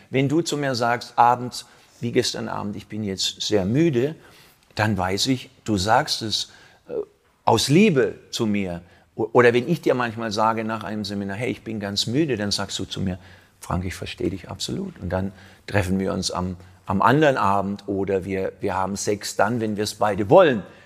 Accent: Southern Germany, Germany; als Süddeutscher es ist ja hier die Ausläufer von Süddeutschland

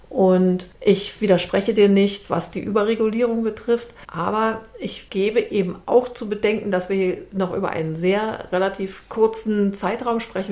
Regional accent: Berlin, Germany; als Berlinerin

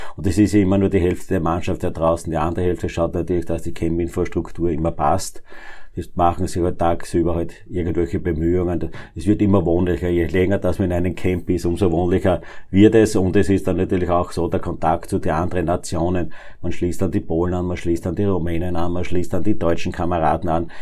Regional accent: Neunkirchen District, Lower Austria, Austria; Ich komme aus dem Bezirk Neunkirchen

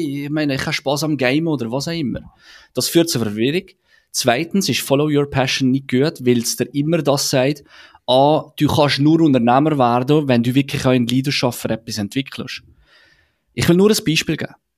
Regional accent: Switzerland

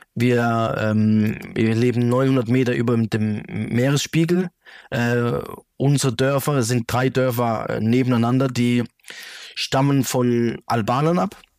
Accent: Germany; also born or lived in Calabria, Italy; Ich bin ja in Deutschland ge mhm. geboren und aufgewachsen

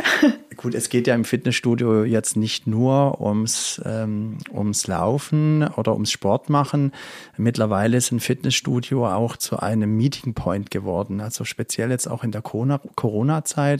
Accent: Crailsheim, Baden-Württemberg, Germany; also born or lived in England / Frankfurt; ich bin in Kralsheim geboren und auch dort aufgewachsen

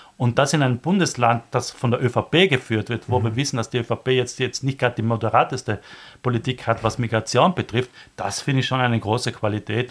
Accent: South Tyrol, Trentino-Alto Adige, Italy; moved away as an adult; now in Vienna, Austria; ich komme aus Südtirol

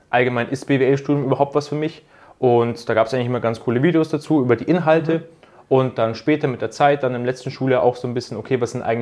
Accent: Augsburg, Bavaria, Germany; Ähm, ich komme aus Augsburg oder aus der Nähe von Augsburg und ja, studiere jetzt im zweiten Semester an der Uni in Augsburg Betriebswirtschaftslehre.

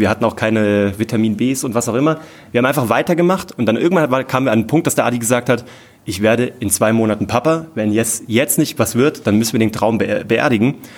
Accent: Kassel, Hesse, Germany; von der Stadt Kassel, wo ich herkomme

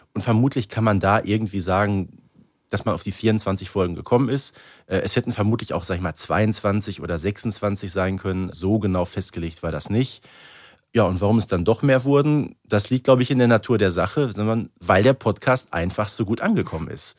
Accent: Herten, North Rhine-Westphalia, Germany; ich komme aus Herten

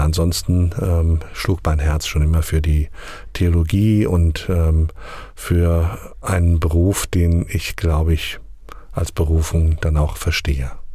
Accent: near Hanau, Southern Hesse, Germany; moved away as an adult; also born or lived in Sontra / Bebra; now in Asmushausen, Germany; Ich bin in Südhessen geboren, in der Nähe von Hanau

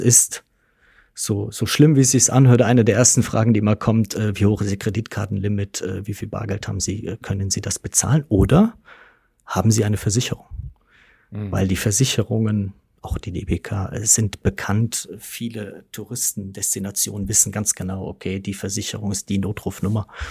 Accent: Westerwald, Rhineland-Palatinate, Germany; Ich komme von einem kleinen Dorf. Mhm im Westerwald, äh, bin, äh, lebe auch nach wie vor noch in meinem, äh, nach wie vor noch in meinem Heimatort

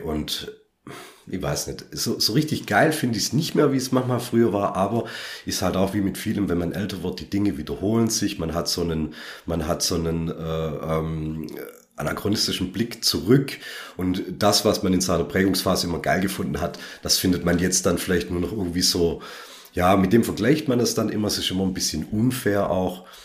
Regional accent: Southern Germany, Germany; wir hier aus dem süddeutschen Raum

